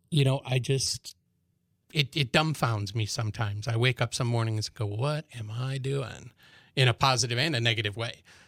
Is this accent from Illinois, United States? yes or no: yes; Chicago, Illinois, United States; now in Manhattan, Kansas, United States; I'm originally from Chicago, was in and out for twenty years while I was in the military